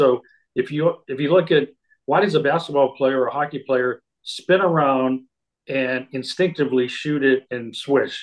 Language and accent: English; Boston, Massachusetts, United States; Growing up in Boston